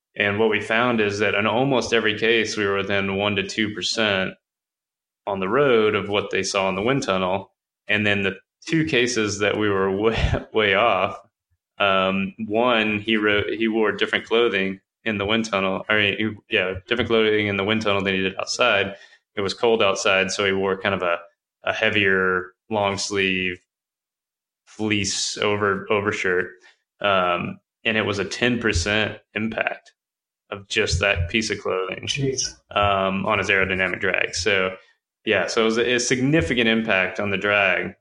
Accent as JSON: {"language": "English", "region": "Texas", "country": "United States", "said": "I'm I'm from Texas"}